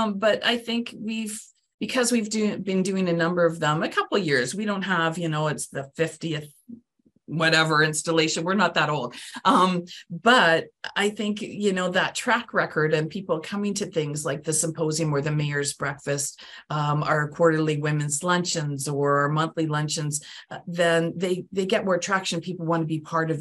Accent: Canada; now in Palm Bay, United States; I'm from Canada

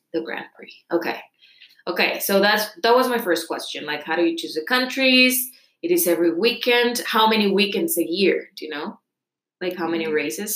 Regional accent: Costa Rica; I'm from Costa Rica

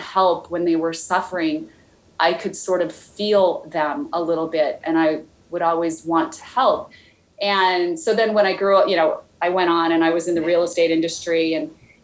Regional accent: Idaho, United States; I grew up in Idaho

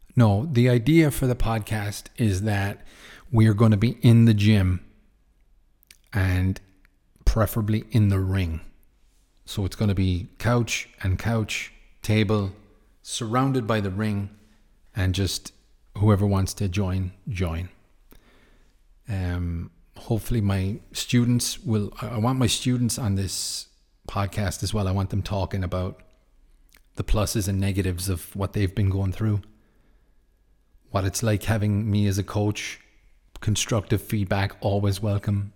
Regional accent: Ireland; Yes, I'm from Ireland

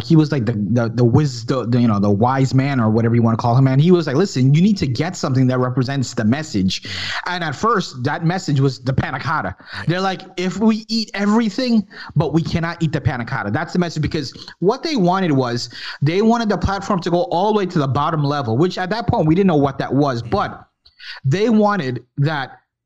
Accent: New York, United States; I was born in New York, but my background is Guyanese, which is in South America from Guyana.

